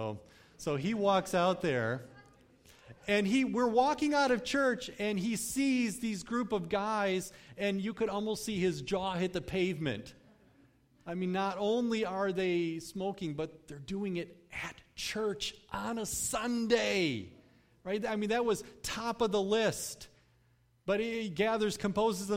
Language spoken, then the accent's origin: English; Cutlerville, Michigan, United States; I grew up in the Cutlerville area, not too far from here, but my family moved there when I was at a pretty young age